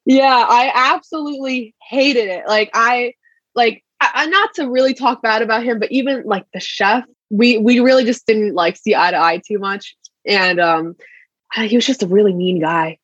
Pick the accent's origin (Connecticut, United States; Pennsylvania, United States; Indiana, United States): Connecticut, United States; moved away as an adult; I'm from Connecticut personally